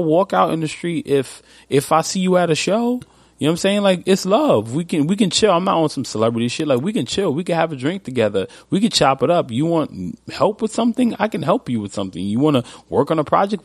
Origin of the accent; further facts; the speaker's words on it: New York, United States; I'm from New York.